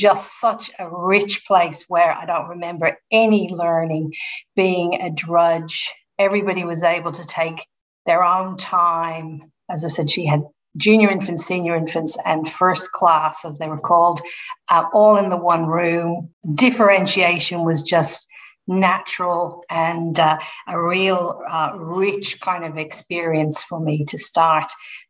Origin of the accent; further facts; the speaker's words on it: Dublin, Leinster, Ireland; now in Melbourne, Australia; So born and bred in Ireland, in Dublin.